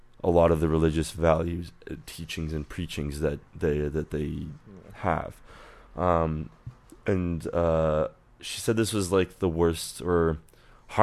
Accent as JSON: {"language": "English", "town": "Oakville", "region": "Ontario", "country": "Canada", "tie": "born or raised there", "moved": "yes", "said": "Oakville, outside of Toronto."}